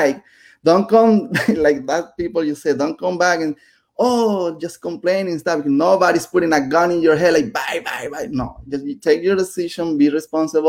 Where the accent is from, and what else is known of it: Venezuela; English is a second language; moved away as an adult; also born or lived in Nicaragua; now in United States